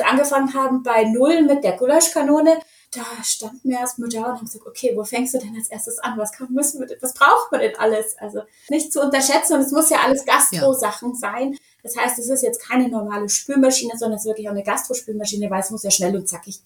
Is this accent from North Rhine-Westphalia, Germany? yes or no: no; Munich, Bavaria, Germany; ich bin auf dem Oktoberfest aufgewachsen